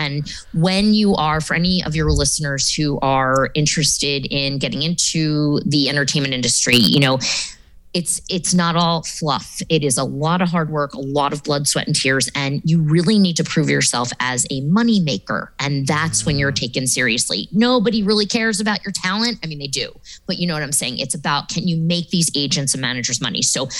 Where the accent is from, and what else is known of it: Philadelphia, Pennsylvania, United States; born or raised there